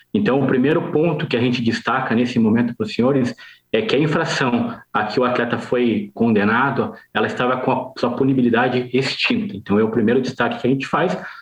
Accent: Curitiba, Paraná, Brazil; also born or lived in Jaraguá do Sul, Santa Catarina; Eu sou do Paraná, sou de Curitiba

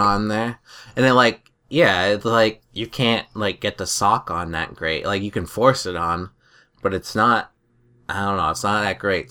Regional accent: New Hampshire, United States; we're from New Hampshire

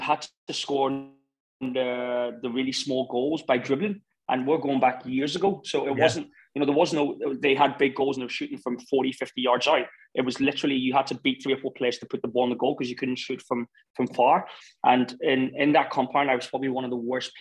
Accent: Belfast, Northern Ireland, United Kingdom; also born or lived in Lagos, Nigeria / London; now in Qatar; I was born in Nigeria and I moved to Belfast when I was 8 and a half

